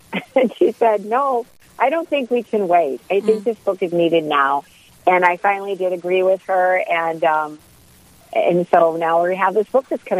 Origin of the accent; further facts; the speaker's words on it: Detroit, Michigan, United States; also born or lived in North Dakota; now in Bismarck, United States; I'm originally from the Detroit area. I lived in a few other states, but we've been in North Dakota for 32 years, and we raised our family with 10 kids here, and I'm a Catholic writer.